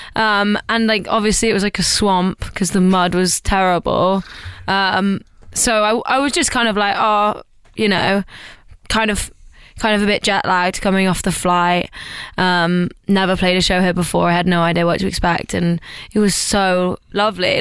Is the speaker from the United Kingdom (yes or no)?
yes; East Midlands, United Kingdom; I'm from the East Midlands in the UK